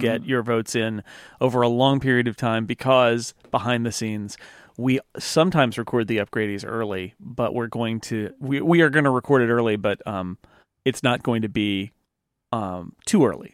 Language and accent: English; United States; as an American